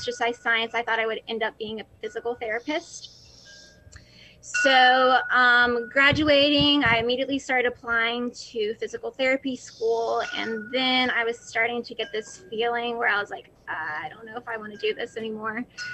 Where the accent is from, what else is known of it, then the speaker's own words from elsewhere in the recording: North Carolina, United States; I'm originally from North Carolina. I've grown up here my entire life